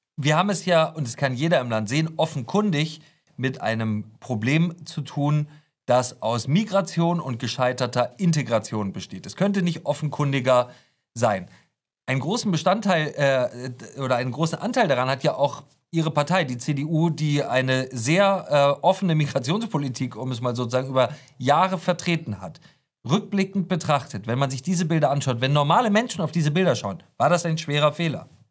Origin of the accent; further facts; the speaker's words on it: Hamburg, Germany; ich komme aus Hamburg